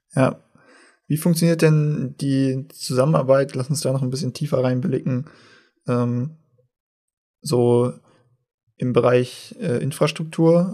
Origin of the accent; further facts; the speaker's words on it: Northern Germany, Germany; aus dem Norden, äh, wo ich herkomme